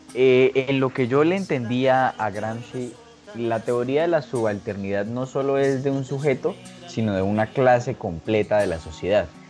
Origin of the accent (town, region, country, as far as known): Colombia